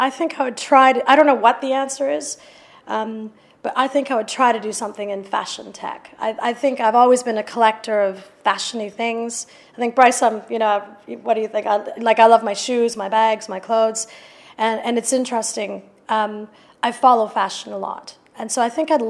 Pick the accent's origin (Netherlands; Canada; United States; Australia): Canada; also born or lived in United Kingdom; now in London, United Kingdom; I was raised in Canada, but I came back